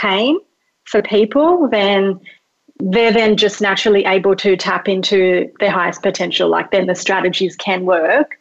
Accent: Australia; English is a second language; also born or lived in Mauritius; I was like born in Mauritius, which is like a tiny little island, came to Australia when I was 2, didn't speak English

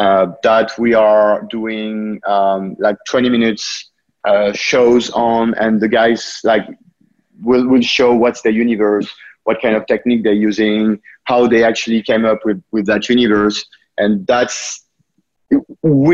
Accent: France; now in United States; you also might notice from my accent that I was born there, but I've been living in the US for quite a few years now.

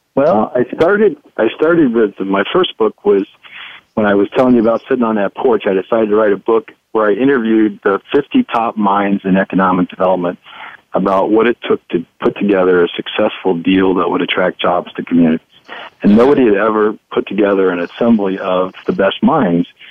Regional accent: Dayton, Ohio, United States; I grew up in Dayton, Ohio

